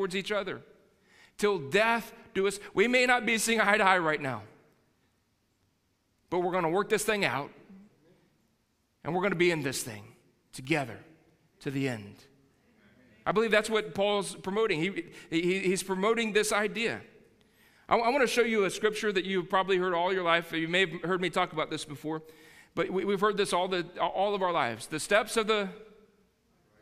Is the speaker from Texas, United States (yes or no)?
yes; Texas, United States; I'm a Texan